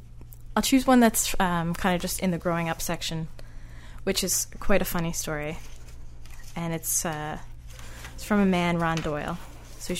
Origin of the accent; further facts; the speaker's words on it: Petty Harbor, Newfoundland and Labrador, Canada; that's kind of like a fantastic little hilarious memory of growing up in Petty Harbor.